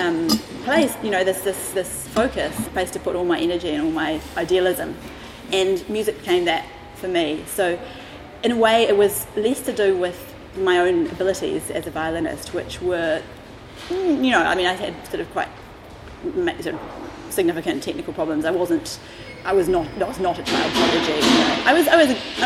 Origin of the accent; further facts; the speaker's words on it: Auckland, New Zealand; moved away as an adult; now in London, United Kingdom; I was born in Auckland, okay, in New Zealand